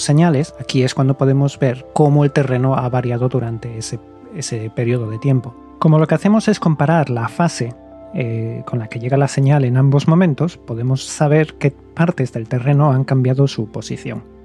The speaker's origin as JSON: {"language": "Spanish", "town": "Gijón", "region": "Asturias", "country": "Spain", "said": "yo, que soy de Gijón, de Asturias"}